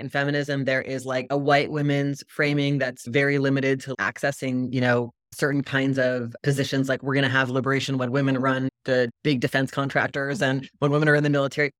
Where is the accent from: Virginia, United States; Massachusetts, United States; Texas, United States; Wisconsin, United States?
Virginia, United States; I grew up in Virginia